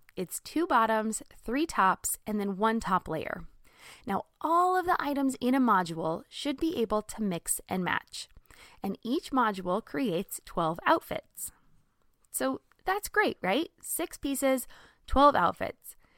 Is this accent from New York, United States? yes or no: no; Southern California, United States; moved away as an adult; also born or lived in Texas / Midwest; I grew up in Southern California